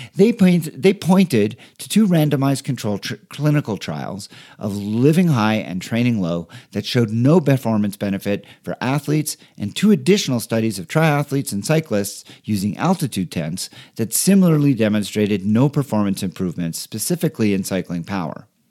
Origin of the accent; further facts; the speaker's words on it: Montreal, Quebec, Canada; moved away as an adult; now in Denver, United States; my hometown of Montreal from where I had just moved